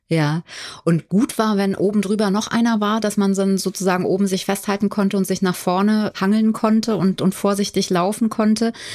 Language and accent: German; Limburg, Hesse, Germany; now in Berlin, Germany; Ich bin ja in Limburg aufgewachsen